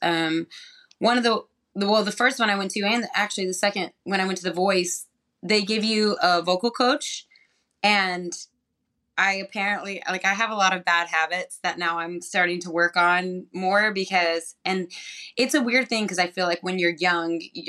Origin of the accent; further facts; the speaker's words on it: New Mexico, United States; I'm from New Mexico